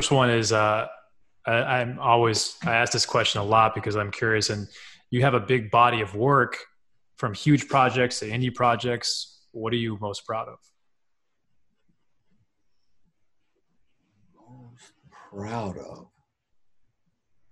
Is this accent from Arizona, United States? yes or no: yes; Arizona, United States; now in Los Angeles, United States; Arizona's my hometown, so it's been a lot there